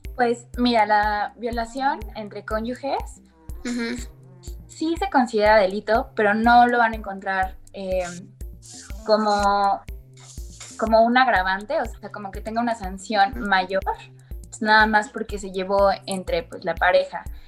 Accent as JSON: {"language": "Spanish", "region": "Querétaro", "country": "Mexico", "said": "yo soy de Querétaro"}